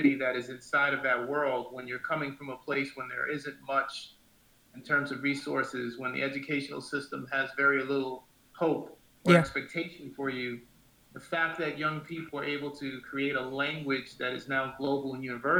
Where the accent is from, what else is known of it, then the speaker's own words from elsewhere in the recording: New York City, New York, United States; I grew up in Astoria, Queens